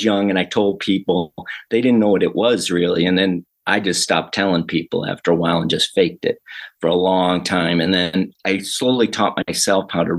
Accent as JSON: {"language": "English", "town": "Detroit", "region": "Michigan", "country": "United States", "tie": "born or raised there", "said": "I was born in Detroit, Michigan. Actually a suburb of Detroit, but it's kind of one big city like Los Angeles. Being born there, and I love the summer. The winters were brutal"}